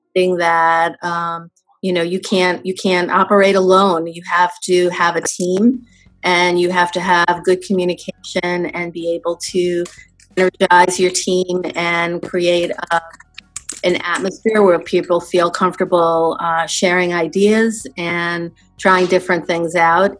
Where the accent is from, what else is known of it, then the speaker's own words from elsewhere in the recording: New York City, New York, United States; I grew up in New York City